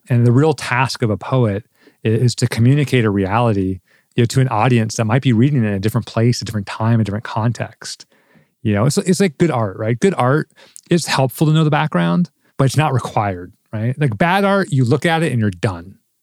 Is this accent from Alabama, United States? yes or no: no; Southern California, United States; moved away; I grew up in Southern California